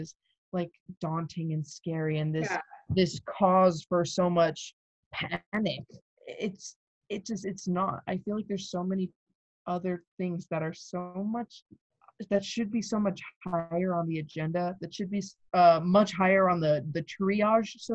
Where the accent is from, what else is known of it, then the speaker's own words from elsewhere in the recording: Douglas, Arizona, United States; moved away as an adult; now in Tucson, United States; growing up on the border